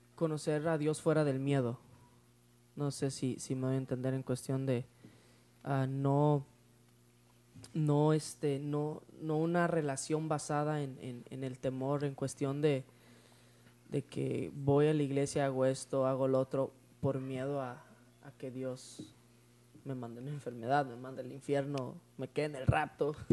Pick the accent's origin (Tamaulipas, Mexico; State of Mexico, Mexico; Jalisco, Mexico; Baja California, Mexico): Baja California, Mexico; Tijuana; Nosotros en 1993 nos mudamos para la ciudad de Tijuana